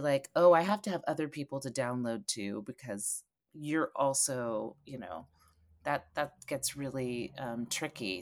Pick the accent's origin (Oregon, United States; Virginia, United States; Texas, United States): Oregon, United States; Eugene; I grew up in Eugene, Oregon